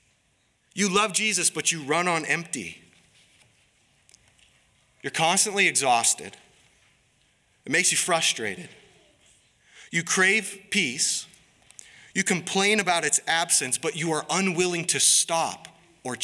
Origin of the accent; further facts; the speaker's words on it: Harlem, United States; moved away; I'm from Harlem